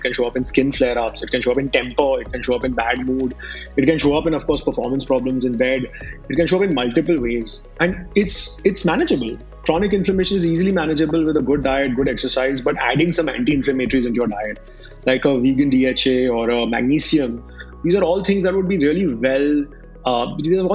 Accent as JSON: {"language": "English", "country": "India", "said": "I am an Indian"}